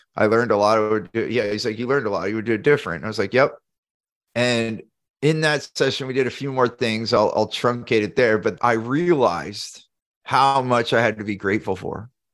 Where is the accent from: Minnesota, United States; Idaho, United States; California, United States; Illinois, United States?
California, United States; Silicon Valley; I grew up in Silicon Valley, so there's a lot of competition on startups